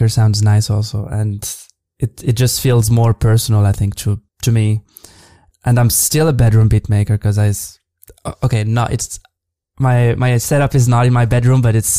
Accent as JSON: {"language": "English", "town": "Casablanca", "region": "Casablanca-Settat", "country": "Morocco", "tie": "born or raised there", "moved": "as an adult", "lives_now": "Berlin, Germany", "said": "I grew up in Casablanca almost my whole life before moving abroad a few years ago"}